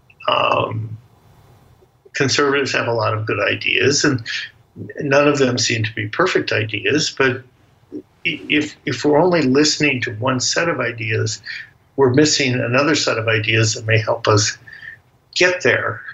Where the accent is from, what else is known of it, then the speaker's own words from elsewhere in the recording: United States; I'm an American